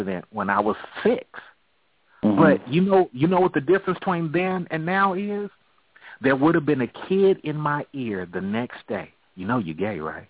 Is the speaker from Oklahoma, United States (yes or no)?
no; California, United States; I grew up in California